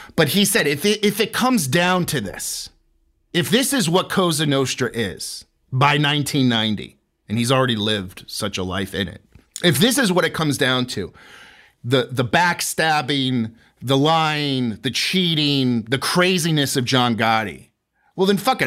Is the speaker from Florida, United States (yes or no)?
yes; St. Petersburg, Florida, United States; I was born and raised in, in Saint Pete, Florida